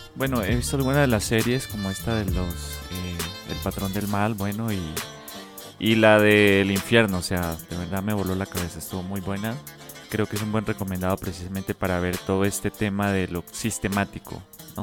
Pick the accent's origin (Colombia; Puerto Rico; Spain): Colombia; now in Mexico; como colombiano, no solo acá en México